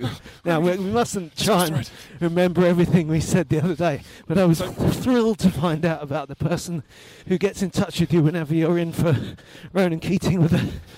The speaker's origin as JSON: {"language": "English", "region": "London", "country": "United Kingdom", "tie": "born or raised there", "said": "because I grew up in West London."}